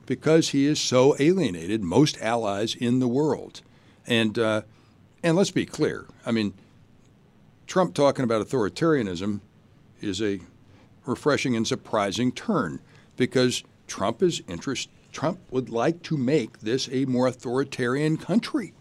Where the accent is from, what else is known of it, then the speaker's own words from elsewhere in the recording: Shreveport, Louisiana, United States; moved away as an adult; also born or lived in Durham, North Carolina; now in Chicago, United States; I grew up in Shreveport, Louisiana